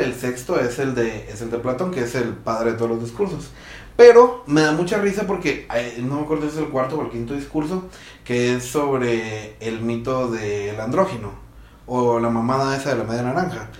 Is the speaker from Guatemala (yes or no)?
yes; Guatemala; siendo guatemaltecos, creo que intrínsecamente en nosotros está